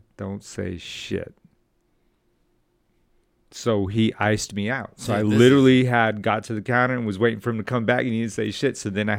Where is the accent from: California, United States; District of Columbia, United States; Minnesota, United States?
California, United States; Los Angeles; I'm from South LA. I was born in San Pedro, the Dro, up on Signal Hill.